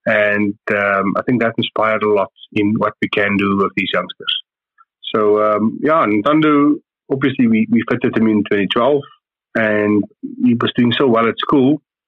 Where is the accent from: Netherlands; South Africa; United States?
South Africa; And being a South African and seeing what the South African youngsters are doing